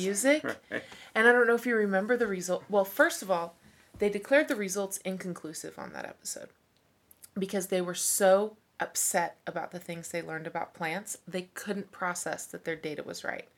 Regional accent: Kansas City, Kansas, United States; moved away as an adult; also born or lived in Lee's Summit, Missouri; I grew up in Wyandotte County and then spent a little time in Lee Summit at high school

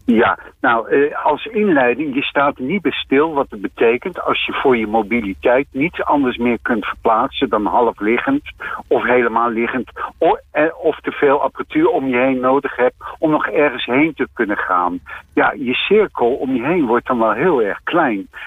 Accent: Delft, South Holland, Netherlands; also born or lived in The Hague; ik kom ook uit Den Haag. ik ben er niet geboren, ik ben in delft geboren. Maar ja, ik heb wel een aantal jaar in Den Haag gewoond

